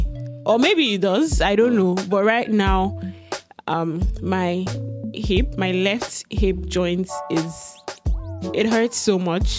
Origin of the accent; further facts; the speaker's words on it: Ibadan, Oyo, Nigeria; moved away; I'm from Ibadan